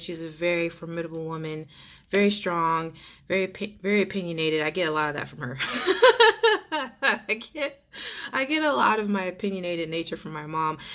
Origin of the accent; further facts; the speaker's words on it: Texas, United States; I'm Texan